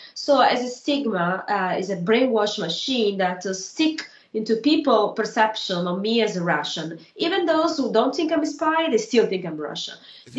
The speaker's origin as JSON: {"language": "English", "country": "Italy", "said": "my civil right as an Italian citizen to run for office in my own country"}